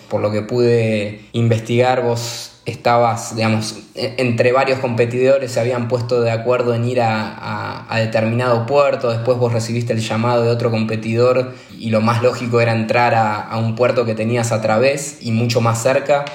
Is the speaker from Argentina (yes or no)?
yes; Argentina; como, argentino y, sudamericano